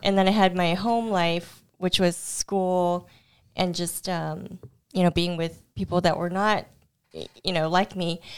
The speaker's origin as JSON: {"language": "English", "town": "Houston", "region": "Texas", "country": "United States", "tie": "born or raised there", "first_language": "Cantonese", "said": "I was born in Houston and grew up there"}